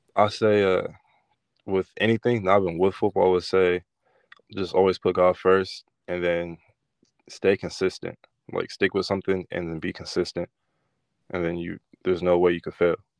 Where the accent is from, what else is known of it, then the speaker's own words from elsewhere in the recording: Rodale, California, United States; I grew up in Rodale, California.